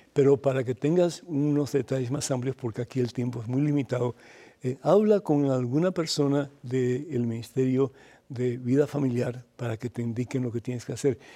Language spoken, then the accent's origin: Spanish; Cuba; para nosotros en Cuba fregar es limpiar los trastes